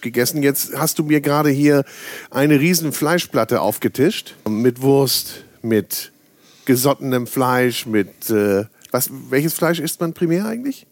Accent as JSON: {"language": "German", "region": "Northern Germany", "country": "Germany", "said": "Ich bin Norddeutscher"}